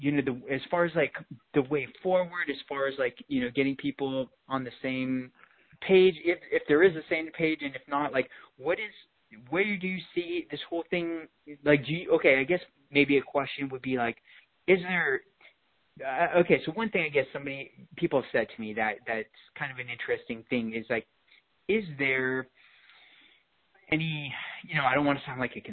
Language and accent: English; Los Angeles, California, United States; now in San Diego, United States; I was born and raised in Los Angeles. I lived there for about 13 years